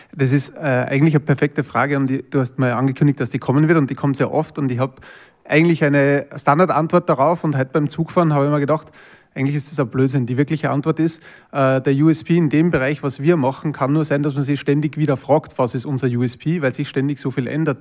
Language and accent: German; Linz, Upper Austria, Austria; ich bin aus Linz ursprünglich, also aus Oberösterreich